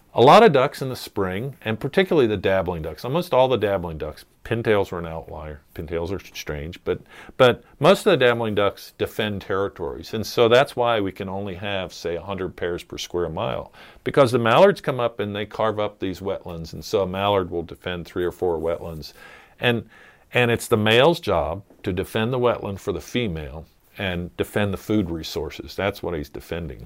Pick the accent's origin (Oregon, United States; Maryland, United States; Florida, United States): Maryland, United States; just north of Annapolis; moved away as an adult; also born or lived in Kansas; growing up on the Chesapeake Bay